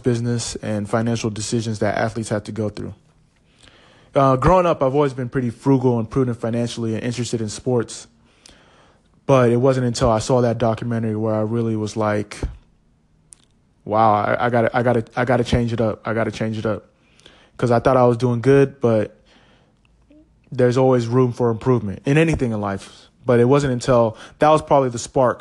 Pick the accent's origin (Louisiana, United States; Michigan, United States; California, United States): California, United States; moved away as an adult; also born or lived in Los Angeles / Philadelphia / Kansas City / Portland; I'm a first-generation Nigerian-American. I was born in California